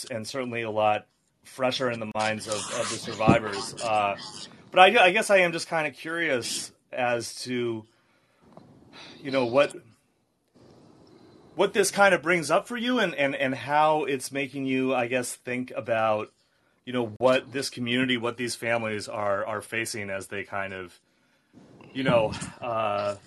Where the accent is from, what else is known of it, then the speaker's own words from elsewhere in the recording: the Berkshires, Western Massachusetts, United States; I am from the Berkshires region of Western Massachusetts